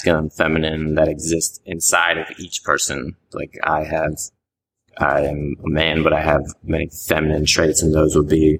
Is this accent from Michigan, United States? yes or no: no; Richmond, Virginia, United States; moved away as an adult; now in Atlanta, United States; I went home to Richmond for a while, and then I knew I didn't want to stay in Richmond